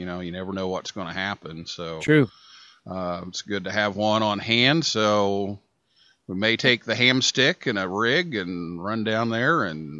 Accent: Vincennes, Indiana, United States; moved away; my hometown of Vincennes

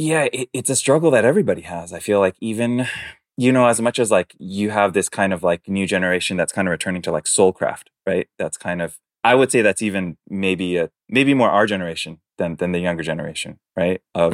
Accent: East Coast, United States; which was a little bit different for me growing up on the East Coast.

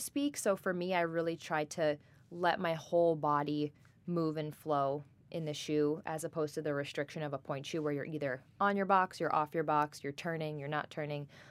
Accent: Great Neck, New York, United States; I am originally from Great Neck, New York, born and raised in Long Island

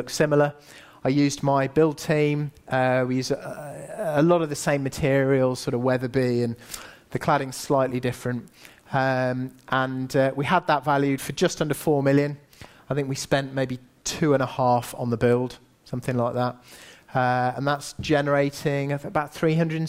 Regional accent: Singapore; also born or lived in Asia; now in United Kingdom; I grew up in Asia. You know, I was born in Singapore

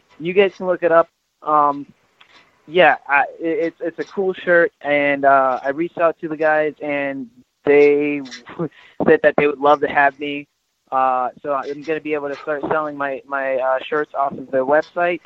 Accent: Georgia, United States; I grew up mostly in Georgia

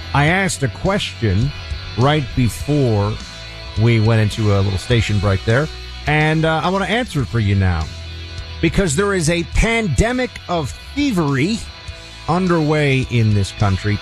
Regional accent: New York City, New York, United States; I grew up in the Giuliani era in New York City

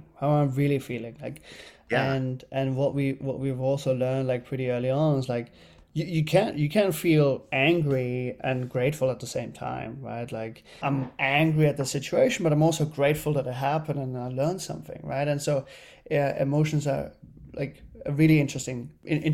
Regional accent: Germany; moved away as an adult; now in New York, United States; I grew up in Germany as an only child

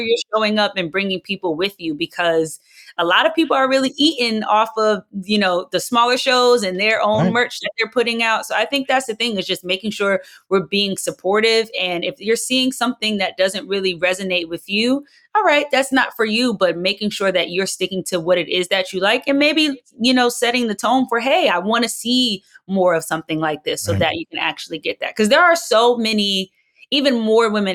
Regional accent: New Jersey, United States; I'm not from the South, I'm from South Jersey

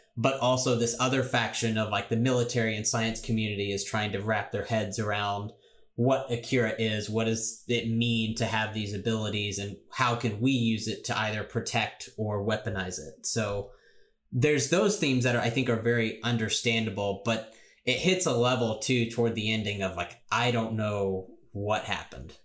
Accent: United States; I'm an American

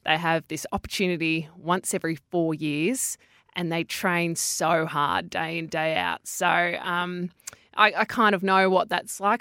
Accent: Perth, Western Australia, Australia; I grew up in Perth, and I grew up in a very sporty family.

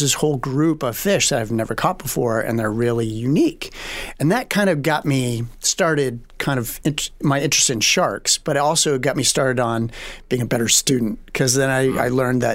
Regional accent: Martha's Vineyard, Massachusetts, United States; I grew up on Martha's Vineyard

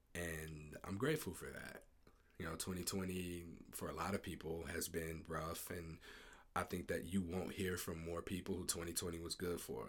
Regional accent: Ferguson, Missouri, United States; I'm from Ferguson, uh, I grew up in Ferguson, Missouri

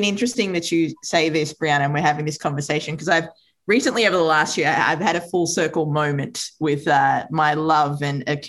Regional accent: Australia; also born or lived in Sri Lanka; Sri Lanka, which is where I was born. So my mother moved us over when I was two with my sister and my father. And, you know, I grew up in Australia.

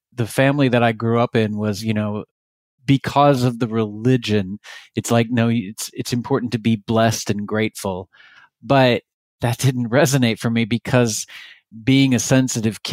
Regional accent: Texas, United States; now in California, United States; I grew up in Texas.

